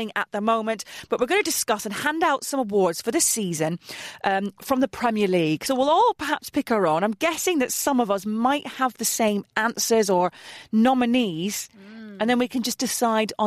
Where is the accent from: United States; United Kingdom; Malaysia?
United Kingdom; Middlesbrough, North East England; my hometown team, Middlesbrough